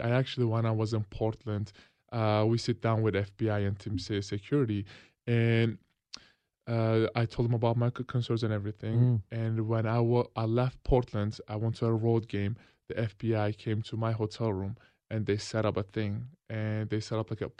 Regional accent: Turkey; English is a second language; now in United States; my family's still there, so I still say I'm from Turkey

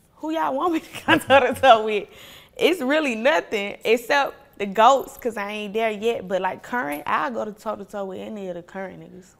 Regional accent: Atlanta, Georgia, United States; also born or lived in Ohio / Clay County; I didn't realize how privileged I was growing up in Atlanta

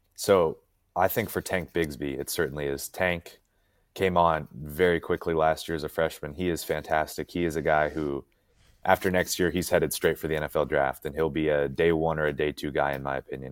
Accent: Montana, United States; moved away as an adult; now in Auburn, United States; I'm originally from Montana

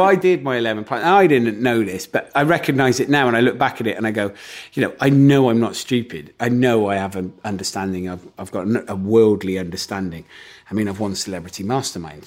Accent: Gloucester, South West England, United Kingdom; I come from Gloucester, so everyone in Gloucester is, like, really good at rugby

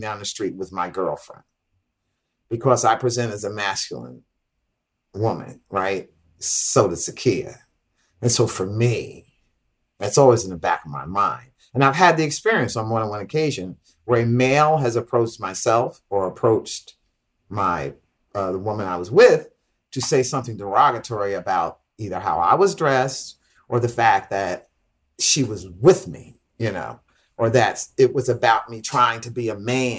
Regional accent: Jersey City, New Jersey, United States; also born or lived in Newark, New Jersey; I was born and raised in Jersey City

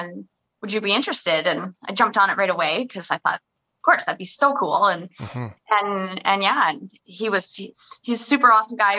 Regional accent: Oliver, British Columbia, Canada; moved away; I loved growing up in Oliver and my family's all still down there

